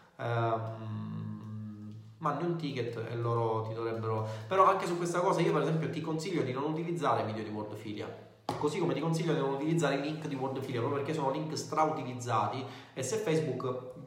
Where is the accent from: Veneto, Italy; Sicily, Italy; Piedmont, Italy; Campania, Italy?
Sicily, Italy; Messina; io sono di Messina, siamo entrambi siciliani